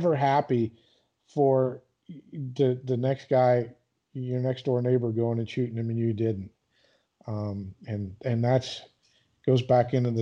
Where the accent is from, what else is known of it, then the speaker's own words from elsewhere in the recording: Michigan, United States; growing up in Michigan, like, you know, we grow ducks and geese